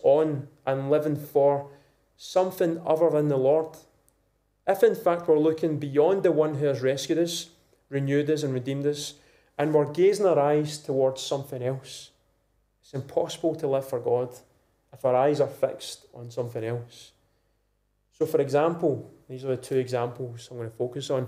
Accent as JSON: {"language": "English", "region": "Scotland", "country": "United Kingdom", "said": "being a Scottish man of a youngish age, 20s, 30s, 40s"}